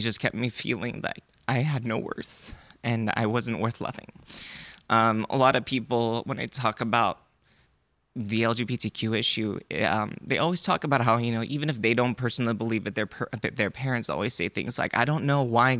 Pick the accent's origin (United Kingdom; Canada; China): China; also born or lived in United States; So I'm Korean. I was born in America. I grew up in China. And I don't really quite fit into any of those.